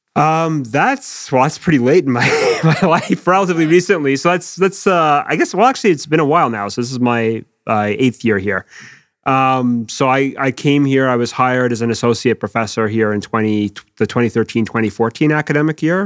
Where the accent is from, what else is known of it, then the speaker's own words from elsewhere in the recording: Quebec, Canada; moved away as an adult; now in United Kingdom; in where I was, Quebec